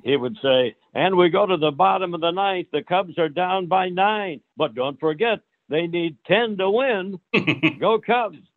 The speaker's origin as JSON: {"language": "English", "region": "Iowa", "country": "United States", "tie": "born or raised there", "also_born_or_lived": "Chicago", "moved": "as an adult", "lives_now": "Phoenix, United States", "said": "I grew up in Iowa"}